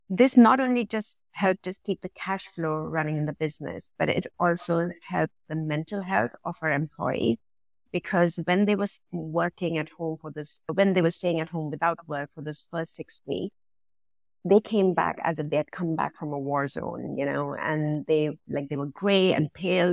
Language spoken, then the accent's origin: English; India; now in London, United Kingdom; Originally, I'm from India, so I've been born and brought up around manufacturing from where I am from